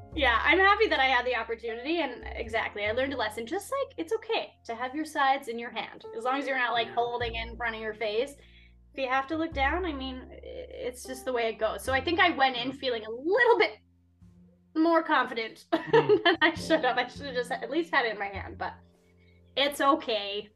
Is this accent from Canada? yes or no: yes; Winnipeg, Manitoba, Canada; moved away as an adult; now in Vancouver, Canada; I'm originally from Winnipeg, so I went to the University of Winnipeg